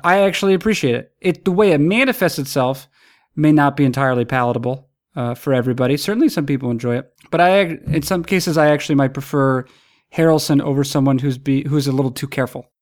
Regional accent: New England, United States; growing up in New England and going to Red Sox games

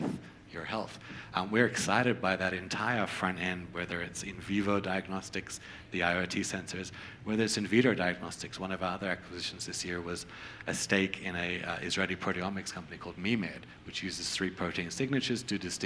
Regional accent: Australia; moved away; I grew up in Australia. I practiced primary care in Australia

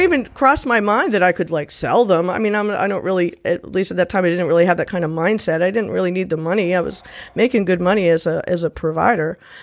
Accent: Rhode Island, United States; moved away; also born or lived in Nashville, Tennessee; So I'm originally from Rhode Island.

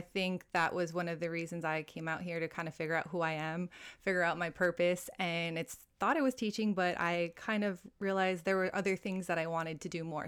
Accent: Hawaii, United States; moved away as an adult; also born or lived in Italy; now in Dubai, United Arab Emirates; I'm originally from Hawaii, a fellow American here. I've been in Dubai for about seven years now

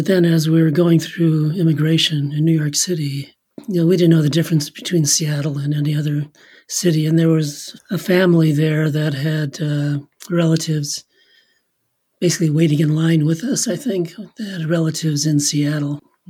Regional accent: Germany; born there; I was born in Germany. This is 1948, so I'll be turning 73 in a few weeks. So this was actually in a refugee camp after the World War II.

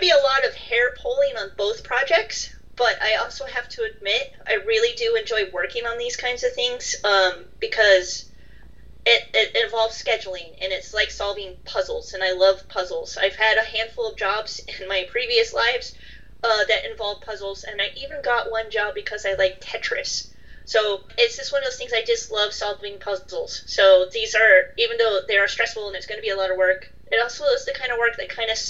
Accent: United States; also born or lived in United Kingdom; I'm American and I moved back to America

